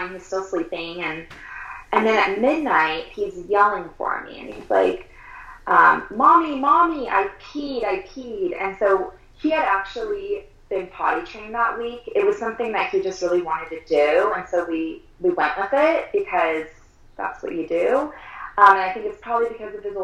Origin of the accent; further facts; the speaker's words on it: Southern California, United States; now in Colorado, United States; I grew up in Southern California. We live in Colorado now.